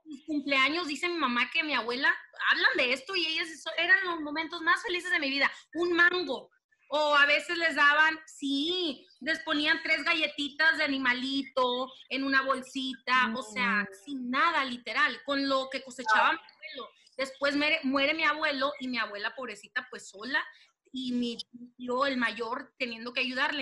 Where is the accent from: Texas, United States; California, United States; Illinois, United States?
California, United States; Los Angeles; accent: pocha; also born or lived in Culiacán, Sinaloa; pero crecí, nací aquí en Los Ángeles